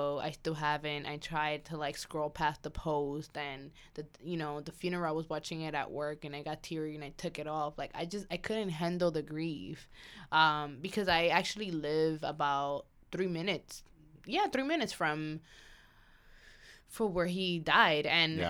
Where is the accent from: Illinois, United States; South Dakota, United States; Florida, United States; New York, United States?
New York, United States; Bronx; growing up in the Bronx and, you know, hearing so much, like, so many bad things about the Bronx, knowing that it was my culture, my community, and where I grew up.